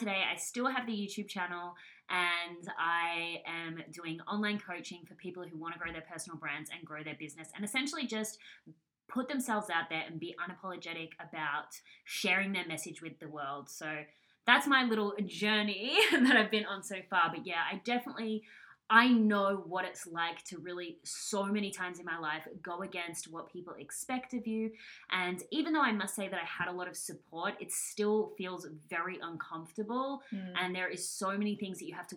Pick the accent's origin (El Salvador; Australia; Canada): Australia; I'm from Australia